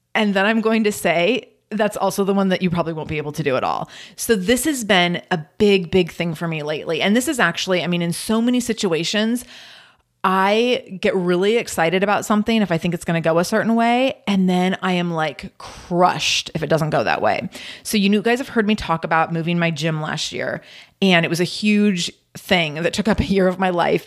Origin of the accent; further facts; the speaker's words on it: Pacific Northwest, United States; I'm born and raised in the Pacific Northwest